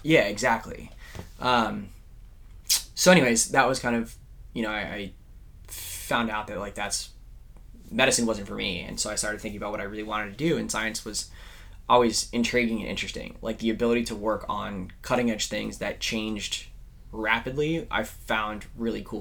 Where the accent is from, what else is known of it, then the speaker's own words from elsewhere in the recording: California, United States; growing up in California.